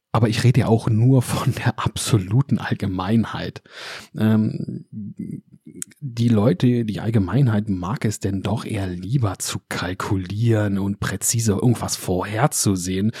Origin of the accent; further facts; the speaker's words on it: Germany; wir Deutsche